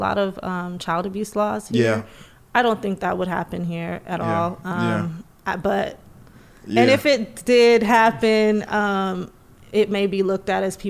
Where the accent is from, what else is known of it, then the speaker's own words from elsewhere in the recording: Belize; now in United States; So growing up in the Caribbean and growing up in Belize